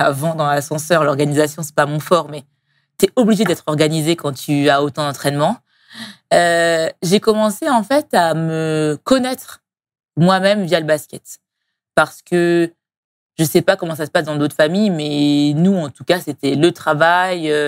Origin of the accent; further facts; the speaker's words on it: Strasbourg, Grand Est, France; moved away as an adult; now in Paris, France; je suis née et grandie à Strasbourg il y a 34 ans